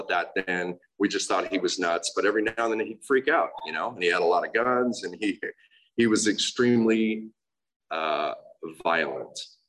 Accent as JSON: {"language": "English", "town": "Los Angeles", "region": "California", "country": "United States", "tie": "born or raised there", "also_born_or_lived": "Glendale, California / Oregon", "moved": "yes", "said": "I was born in Glendale, California. I was born and raised in Los Angeles"}